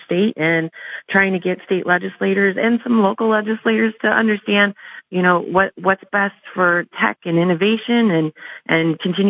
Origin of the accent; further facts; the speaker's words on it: Midwest, United States; I'm born and raised in the Midwest.